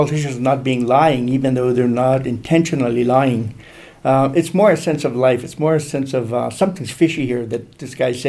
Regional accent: Brampton, Ontario, Canada; I'm from Brampton South

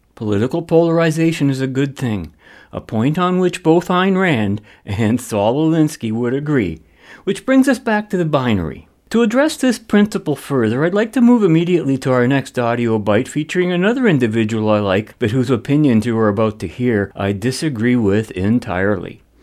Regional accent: Canada; I'm a Canadian

